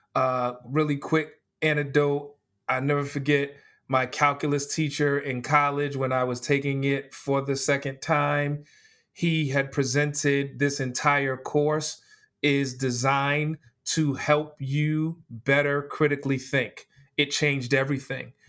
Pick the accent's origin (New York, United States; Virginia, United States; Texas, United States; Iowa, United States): New York, United States; New York City; growing up in New York City, there were certain high schools